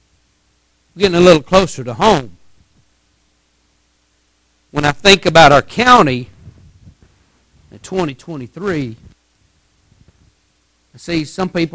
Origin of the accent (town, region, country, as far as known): Texas, United States